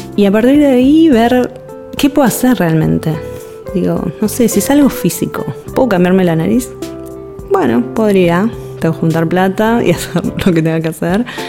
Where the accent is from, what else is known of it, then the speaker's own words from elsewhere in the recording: Buenos Aires, Argentina; soy ilustradora de Buenos Aires, Argentina